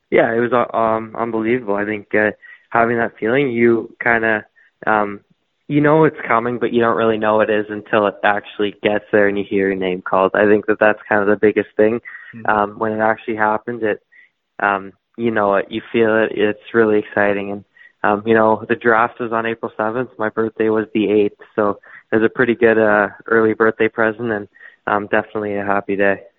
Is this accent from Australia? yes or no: no; Toronto, Ontario, Canada; I'm from Toronto, Ontario. I've lived there my whole life